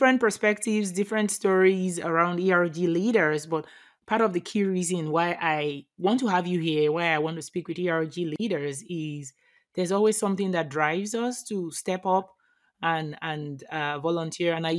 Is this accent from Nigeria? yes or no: yes; Nigeria; I am from Nigeria